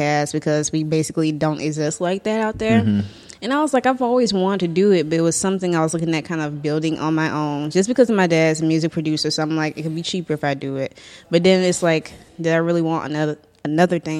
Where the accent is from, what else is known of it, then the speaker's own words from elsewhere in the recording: New Orleans, Louisiana, United States; accent: New Orleans; now in Jackson, United States; I am from the great city of New Orleans, Louisiana.